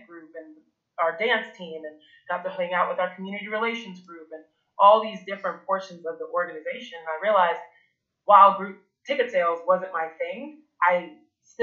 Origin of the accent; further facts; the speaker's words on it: rural North Carolina, United States; also born or lived in France; I was born in France originally, and I came to the United States when I was about 4 or 5. And being a kid that grew up in rural North Carolina under African French parents